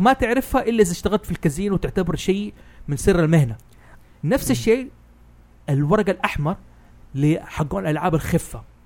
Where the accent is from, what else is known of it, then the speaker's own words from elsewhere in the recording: Hejaz, Saudi Arabia; أنا حجازي